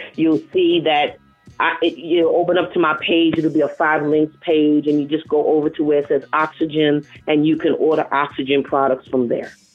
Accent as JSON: {"language": "English", "town": "New York City", "region": "New York", "country": "United States", "accent": "New York", "moved": "as an adult", "lives_now": "North Carolina, United States", "said": "I'm from the South Bronx."}